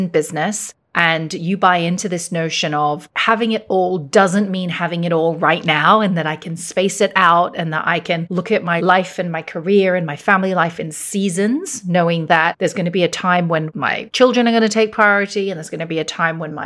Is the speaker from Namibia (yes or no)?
no; Hong Kong; the same school that I went to when I grew up here in Hong Kong